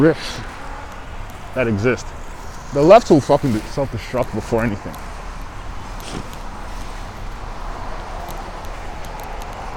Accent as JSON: {"language": "English", "country": "Canada", "said": "being Canadian"}